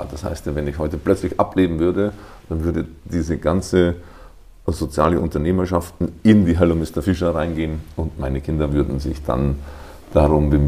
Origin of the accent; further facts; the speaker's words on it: Kelheim district, Lower Bavaria, Germany; also born or lived in Bad Abbach / Abensberg; now in Wiesbaden, Germany; Nee, ich komme aus Niederbayern.